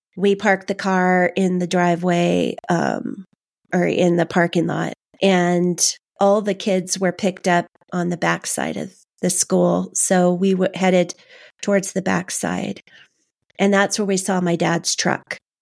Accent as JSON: {"language": "English", "town": "Los Angeles", "region": "California", "country": "United States", "tie": "born or raised there", "said": "I grew up in Canoga Park, um, Canoga Park, West Hills area"}